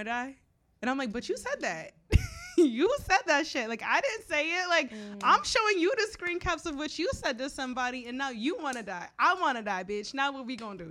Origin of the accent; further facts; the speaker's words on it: Florida, United States; now in New York, United States; I'm from Florida.